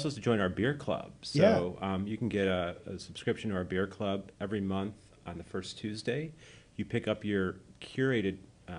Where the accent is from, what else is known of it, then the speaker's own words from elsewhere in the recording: Plainfield, Illinois, United States; now in Elmhurst, United States; I'm from Plainfield, but okay. I live in Elmhurst, yeah.